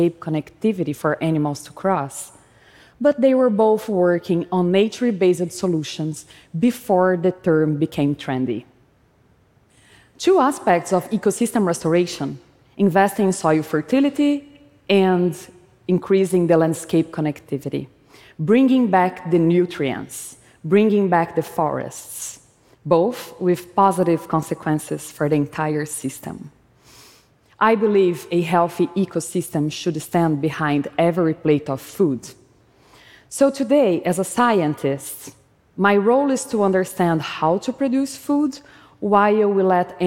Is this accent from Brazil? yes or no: yes; Brazil; When I was a child, growing up in Brazil